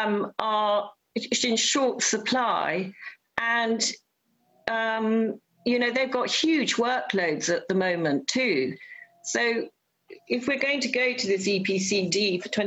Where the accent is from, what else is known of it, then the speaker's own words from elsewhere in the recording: Peeblesshire, Scotland, United Kingdom; I was brought up in Peeblesshire, and my mother pioneered the Eastgate Theatre